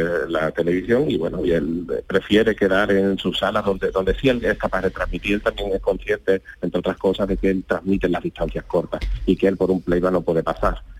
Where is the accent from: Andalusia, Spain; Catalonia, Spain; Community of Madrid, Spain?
Andalusia, Spain; Huelva; yo soy de Huelva